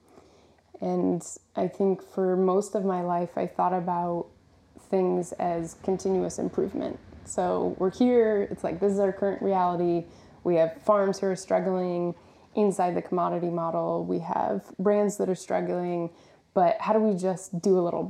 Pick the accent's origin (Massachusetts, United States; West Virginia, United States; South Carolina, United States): West Virginia, United States; I grew up in West Virginia around corn and soy farmers